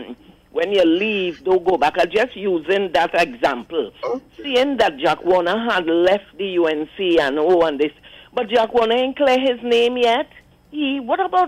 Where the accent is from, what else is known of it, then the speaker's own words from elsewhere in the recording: Curepe, Trinidad & Tobago; growing up in Curep.